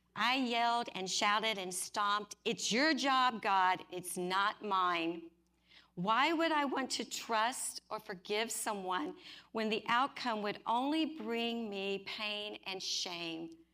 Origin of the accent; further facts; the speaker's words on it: Oklahoma, United States; I grew up in Oklahoma